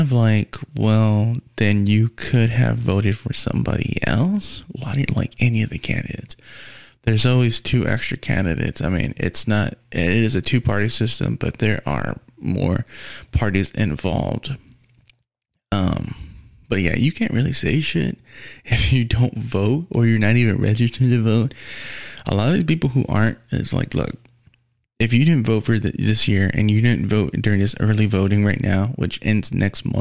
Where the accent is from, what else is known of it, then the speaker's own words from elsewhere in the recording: United States; as an American